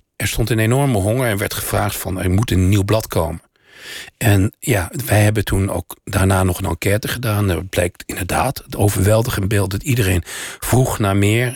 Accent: Oudenbosch, North Brabant, Netherlands; born or raised there

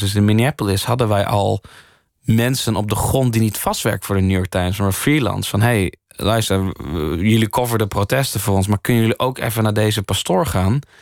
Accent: Leeuwarden, Friesland, Netherlands; ik ben in Leeuwen opgegroeid

